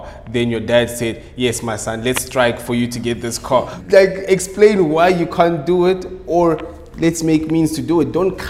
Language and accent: English; South Africa; as a South African